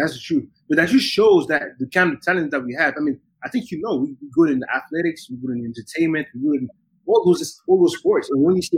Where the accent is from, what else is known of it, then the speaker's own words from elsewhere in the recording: Geneva, Switzerland; moved away as an adult; also born or lived in Leeds, United Kingdom; I was born and raised in Geneva